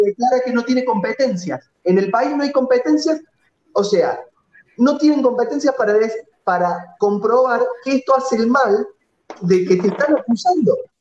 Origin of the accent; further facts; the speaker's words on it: Córdoba, Argentina; now in Colazo, Argentina; Yo soy oriundo de Córdoba Capital, ahora vivo en Colazo, un pueblito de 10 cuadras por 4 del interior